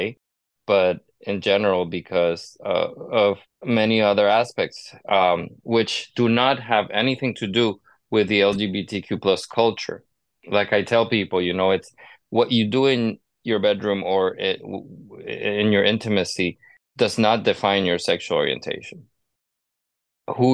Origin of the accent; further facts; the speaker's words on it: Honduras; moved away; I grew up in Latin America. I was born and raised in Honduras